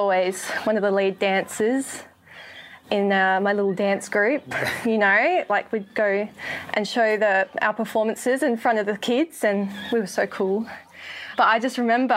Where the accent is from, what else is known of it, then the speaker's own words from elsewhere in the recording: Adelaide, South Australia, Australia; moved away as an adult; now in Sunshine Coast, Australia; I grew up in Adelaide and came to the Lord in Adelaide